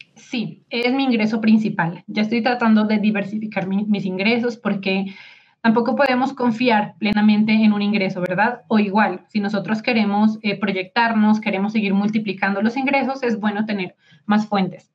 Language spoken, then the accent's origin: Spanish; Colombia; mi esposo es mexicano y yo soy de Colombia